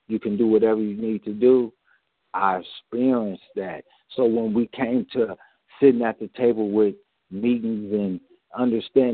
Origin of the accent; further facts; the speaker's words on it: Oakland, California, United States; I was born and raised in Oakland